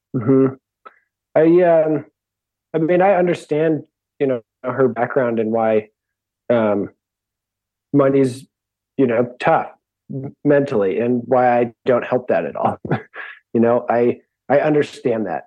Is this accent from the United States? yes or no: yes; Seattle, Washington, United States; I grew up in Seattle